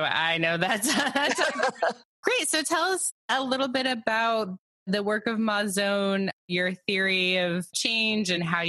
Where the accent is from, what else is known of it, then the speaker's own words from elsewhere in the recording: Los Angeles, California, United States; I'm born and raised in Los Angeles, spent a lot of time there.